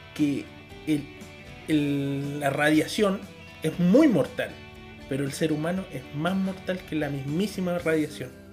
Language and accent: Spanish; Chile